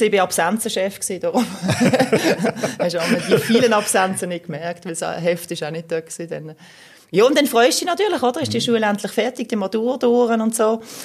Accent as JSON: {"language": "German", "town": "Basel", "region": "Basel-Stadt", "country": "Switzerland", "tie": "born or raised there", "said": "weil ich bin eigentlich im Kleinbasel aufgewachsen bin"}